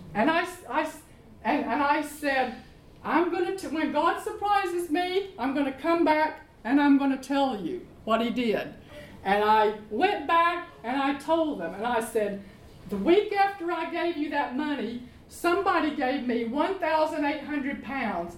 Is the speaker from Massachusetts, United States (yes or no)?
no; Arkansas, United States; moved away as an adult; now in London, United Kingdom; I'm from Arkansas